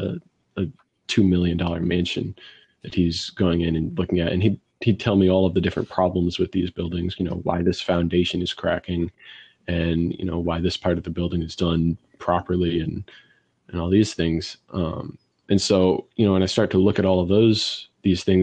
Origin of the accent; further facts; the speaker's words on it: St. Louis, Missouri, United States; I'm from St. Louis, Missouri